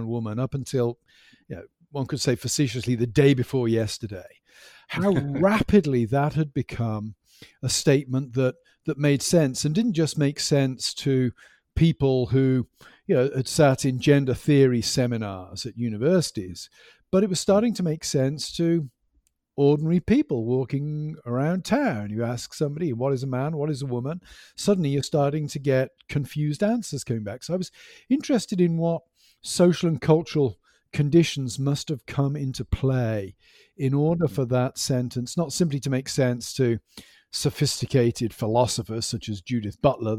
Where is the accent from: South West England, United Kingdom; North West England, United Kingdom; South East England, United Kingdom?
South West England, United Kingdom; Stroud; No, I'm from the United Kingdom, specifically from England. I grew up in the West Country over in Gloucestershire near a town called Stroud.